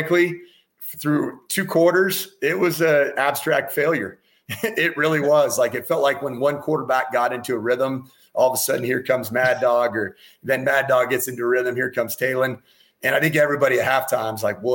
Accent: Colorado Springs, Colorado, United States; born or raised there

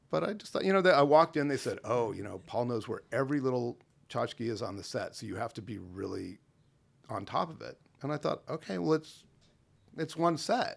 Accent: Los Angeles, California, United States; Grew up mostly on the, uh, on the same block that the Groundlings Theater is on Melrose

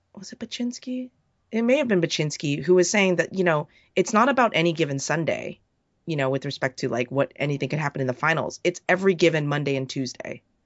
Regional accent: United States; speaking as an American

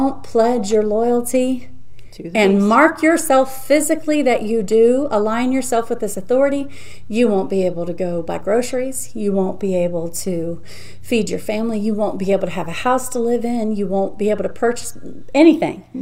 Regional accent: United States; I'm an American citizen, so proud to be that, so honored to mm-hmm. be born here.

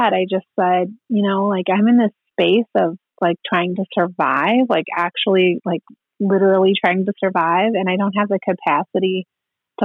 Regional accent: Minnesota, United States; now in Rapid City, United States; He was a single parent, and we grew up in Minnesota among our family there

